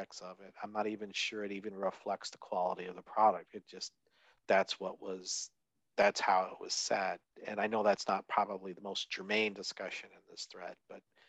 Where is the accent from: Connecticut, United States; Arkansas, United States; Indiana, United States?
Indiana, United States; Southern; I grew up in Southern Indiana, and you called everything Coke.